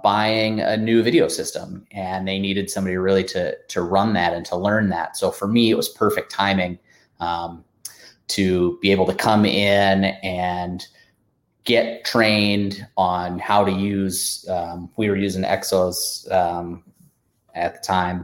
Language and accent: English; Portland, Oregon, United States; I grew up in Portland, Oregon